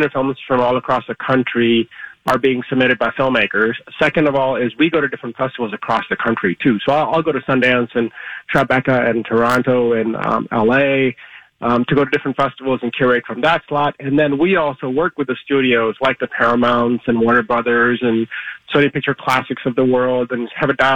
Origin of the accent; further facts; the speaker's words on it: India; now in United States; I was born in India